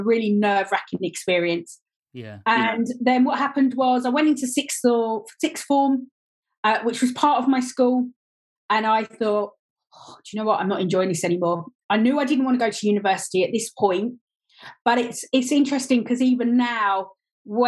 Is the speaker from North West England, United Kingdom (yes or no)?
no; Gillingham, South East England, United Kingdom; also born or lived in Dartford / Welling; I was born down in Gillingham, down in Kent. And for my first 25 years, I was very much based around Gillingham area, Dartford area, Welling area